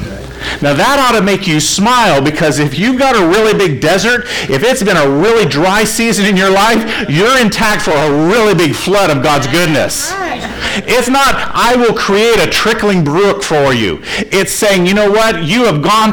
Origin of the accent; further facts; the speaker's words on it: Florida, United States; I grew up in Florida